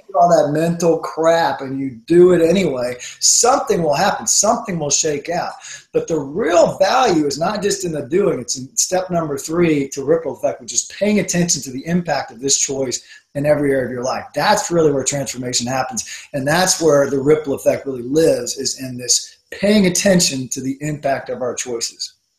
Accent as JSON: {"language": "English", "region": "the South", "country": "United States", "said": "I'm from the South"}